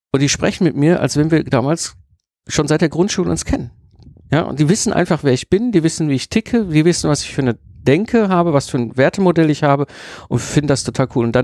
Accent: North Rhine-Westphalia, Germany; ich komme aus dem Ruhrpott, ich mache ja auch noch die verrückte äh, Geschichte, ne?

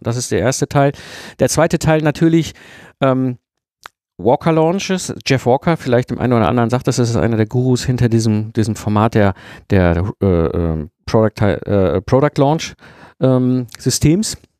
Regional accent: Germany; wir Deutsche

